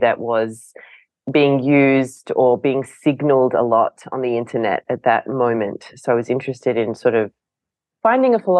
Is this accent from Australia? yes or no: yes; Australia; as an Australian